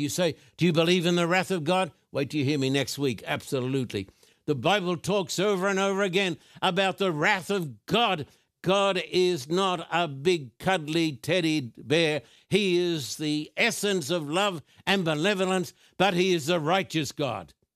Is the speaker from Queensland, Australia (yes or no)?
yes; Brisbane, Queensland, Australia; moved away; When I was a boy growing up in Brisbane, Queensland, Australia